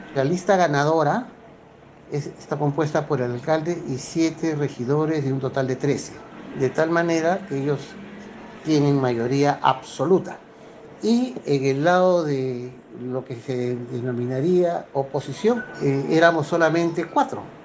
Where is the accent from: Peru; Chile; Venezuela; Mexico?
Peru; Lima; Vine a los cuatro años de edad, más o menos, a vivir al Rímac, donde ya permanezco hace 61 años